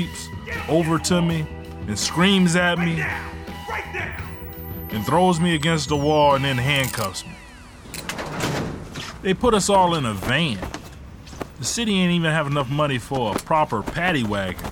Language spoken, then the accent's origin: English; Ecorse, Michigan, United States; also born or lived in Detroit, Michigan; When my mom left my dad, we moved from Detroit to Ecorse. Ecorse is one of the only suburbs outside of Detroit that Detroiters look down on. But I ain't think about it. I was just a 12-year-old kid growing up